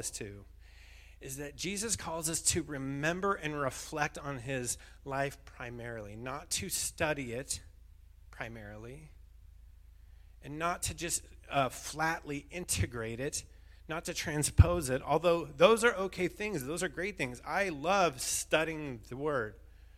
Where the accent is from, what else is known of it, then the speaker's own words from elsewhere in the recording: Bishop, California, United States; moved away; I grew up in Bishop